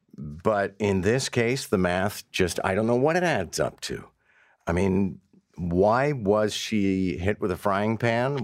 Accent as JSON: {"language": "English", "town": "Montreal", "region": "Quebec", "country": "Canada", "tie": "born or raised there", "moved": "as an adult", "lives_now": "Toronto, Canada", "said": "having grown up in Montreal"}